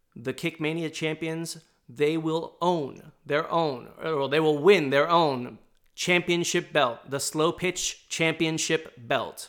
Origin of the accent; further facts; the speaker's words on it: Southern California, United States; also born or lived in New York; now in Portland, United States; I'd lived, uh, in Southern California growing up